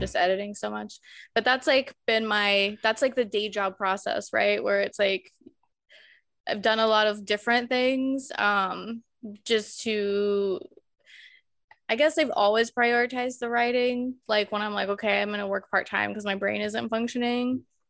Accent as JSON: {"language": "English", "town": "Colorado Springs", "region": "Colorado", "country": "United States", "tie": "born or raised there", "also_born_or_lived": "England", "moved": "as an adult", "lives_now": "Glasgow, United Kingdom", "said": "we ended up moving back home to my hometown, Colorado Springs"}